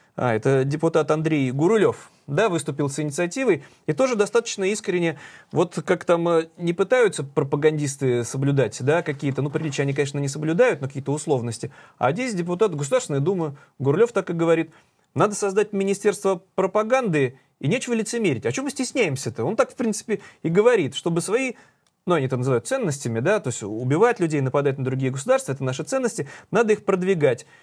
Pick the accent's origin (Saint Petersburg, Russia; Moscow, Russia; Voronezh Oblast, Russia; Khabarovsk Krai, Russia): Saint Petersburg, Russia; мы петербуржцы